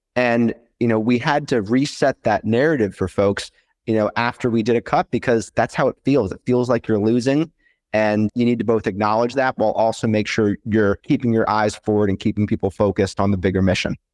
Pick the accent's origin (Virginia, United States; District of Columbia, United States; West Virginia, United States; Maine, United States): District of Columbia, United States; Washington; moved away as an adult; also born or lived in St. Louis, Missouri; I grew up in the Washington, D C area and moved out to Saint Louis for school